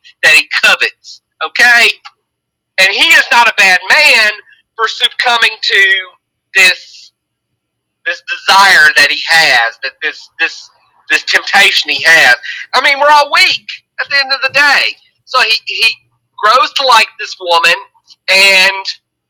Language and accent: English; Alabama, United States; I grew up in Alabama.